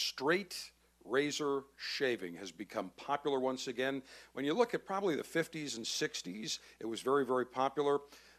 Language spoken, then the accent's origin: English; Buffalo, New York, United States; I remember as a kid growing up in Buffalo